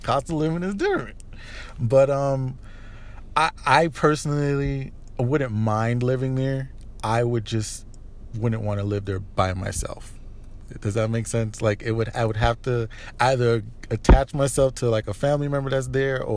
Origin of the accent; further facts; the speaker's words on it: United States; being born and mostly raised here in America